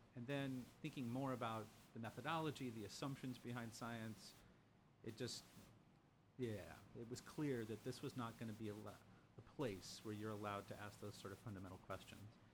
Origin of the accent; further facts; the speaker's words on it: Lima, Ohio, United States; now in Chicago, United States; I grew up just a couple of miles from where he was born